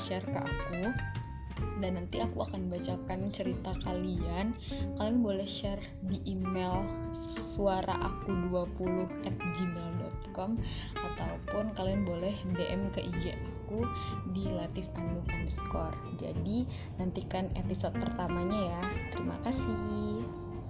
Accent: Pekanbaru, Riau, Indonesia; moved away as an adult; now in Tangerang, Indonesia; Aku asalnya dari Pekanbaru, jadi aku merantau ke Tangerang

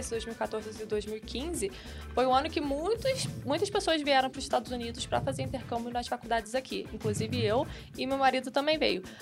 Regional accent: Nova Friburgo, Rio de Janeiro, Brazil; Friburgo, que é região serrana ali perto, perto de Petrópolis.

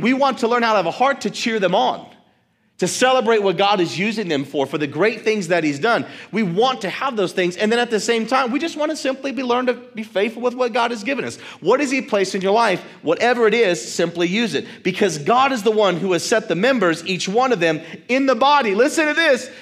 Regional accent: United States; Our American mindset

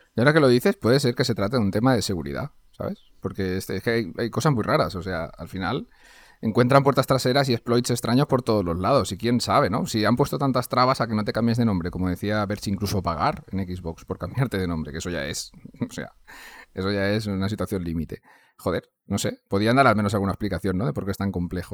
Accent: Valencia, Valencian Community, Spain; pues soy, de Valencia, hablo valenciano y aparte hablo castellano

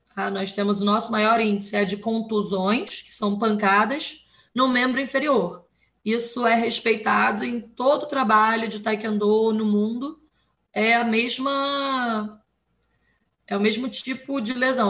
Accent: Rio de Janeiro, Brazil; Rio de Janeiro, né? De onde eu sou

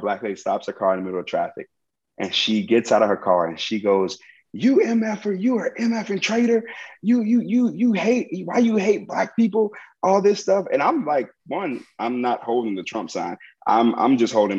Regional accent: Chicago, Illinois, United States; born and raised in Chicago

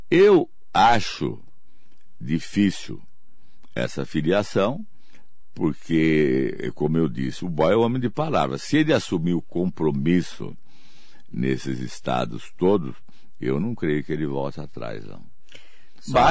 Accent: São Paulo, Brazil; Eu, como sou de São Paulo, eu torço para que essa terceira via seja o nosso governador é, do estado de São Paulo, que é o, o João Dória.

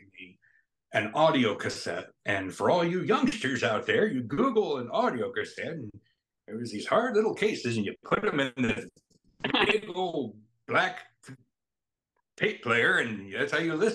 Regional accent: Carterville, Illinois, United States; I grew up in Carterville, a small town here in Southern Illinois

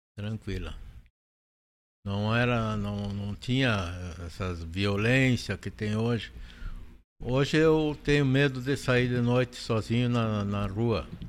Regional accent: Panambi, Rio Grande do Sul, Brazil; eu nasci e me criei em Panambi.

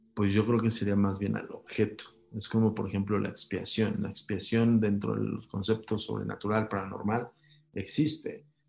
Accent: Mexico; como decimos aquí en México

